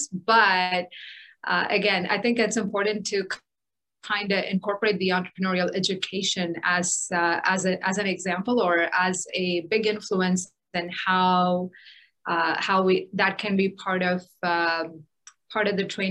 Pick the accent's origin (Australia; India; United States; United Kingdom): India; moved away; my experience growing up in India